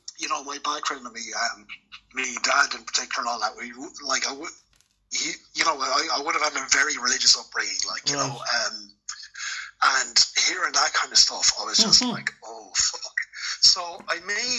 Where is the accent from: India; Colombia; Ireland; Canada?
Ireland; Clane, Leinster; moved away as an adult; I grew up in Kildare, Clane in County Kildare, actually